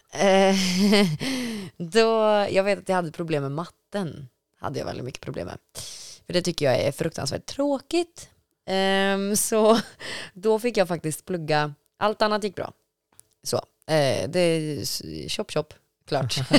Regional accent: Falköping, Västra Götaland, Sweden; jag är uppvuxen i Falköping

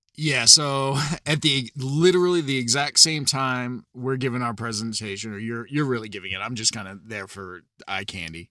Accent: New Hampshire, United States; I'm originally from New Hampshire.

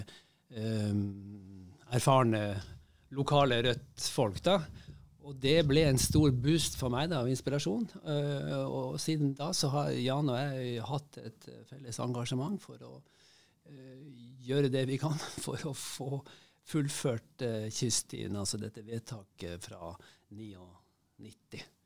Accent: Bodø, Nordland, Norway; also born or lived in Tromsø / Oslo; now in Bærum, Norway; Jeg er født eh, i Tromsø og vokste opp i Bodø

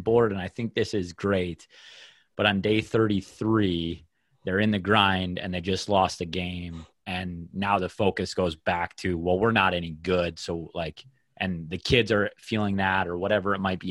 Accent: Minnesota, United States; the culture around the sport in my hometown

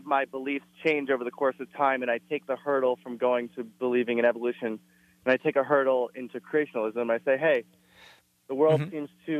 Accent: United States; I'm an American.

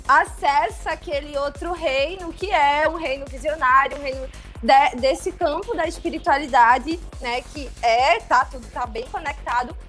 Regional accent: Recife, Pernambuco, Brazil; sou natural daqui de Recife, Pernambuco, onde hoje eu tenho o meu ateliê

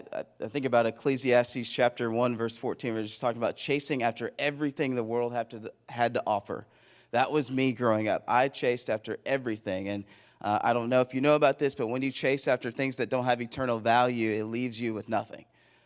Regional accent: Plano, Texas, United States; born there; So I was born in Plano, Texas. Shout out to Plano. 7-time state football champions.

